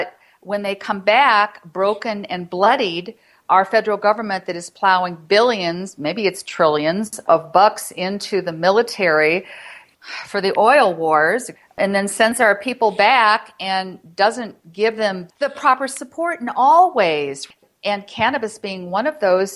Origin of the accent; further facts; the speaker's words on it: Florida, United States; moved away as an adult; now in Colorado, United States; I'm from Florida. I moved here in November